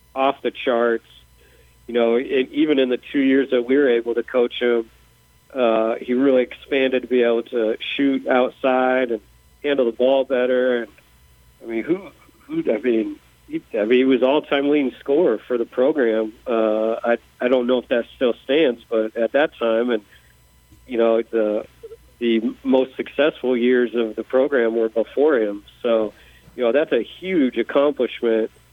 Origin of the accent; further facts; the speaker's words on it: Seattle, Washington, United States; moved away as an adult; also born or lived in Indiana; I grew up in Seattle. I, you know, I come out to Indiana to go to college